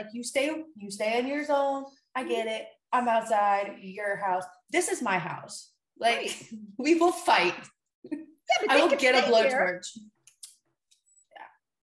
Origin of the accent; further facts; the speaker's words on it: the South, United States; I grew up in the South. They basically look like grits.